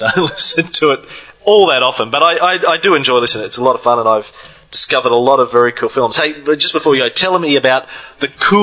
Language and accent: English; Queensland, Australia; I'm a Queenslander